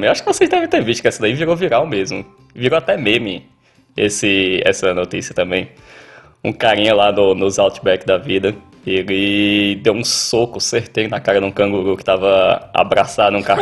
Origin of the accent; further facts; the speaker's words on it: Northeast Region, Brazil; now in Australia; Eu, eu, eu, como nordestino, eu costumo dizer que canguru é como jumento no Ceará.